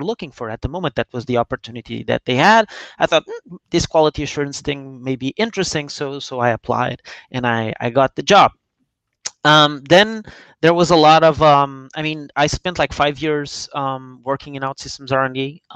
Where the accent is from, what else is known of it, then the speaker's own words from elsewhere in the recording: Lisbon, Portugal; I'm Portuguese. I'm from Lisbon.